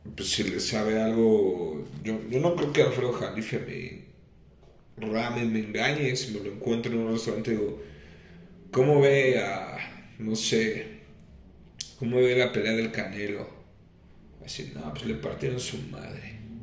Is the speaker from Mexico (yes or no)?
yes; Mexico; somos los mexicanos